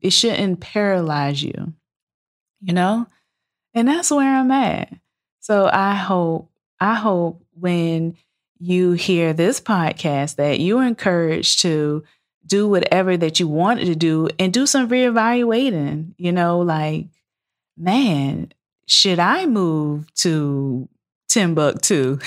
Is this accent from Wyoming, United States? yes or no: no; Savannah, Georgia, United States; moved away as an adult; also born or lived in Valdosta, Georgia / Atlanta, Georgia; I'm from Savannah, Georgia